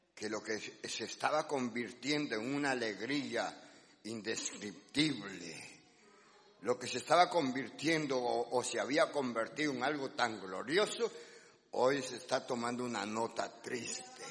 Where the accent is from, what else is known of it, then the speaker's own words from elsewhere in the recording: Guatemala; los que somos de Guatemala